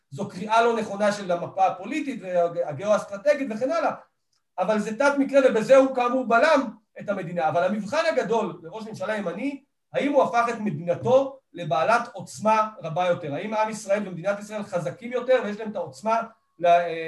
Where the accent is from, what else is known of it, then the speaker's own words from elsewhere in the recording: Kiryat Arba, West Bank, Palestine; וגדלתי בקריית ארבע ובתחילה תפיסת העולם שלי התחילה מארץ ישראל השלמה